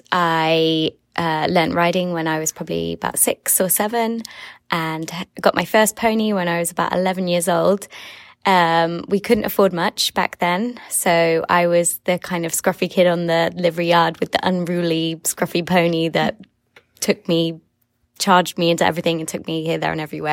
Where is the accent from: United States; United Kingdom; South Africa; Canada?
United Kingdom; England; I'm from England.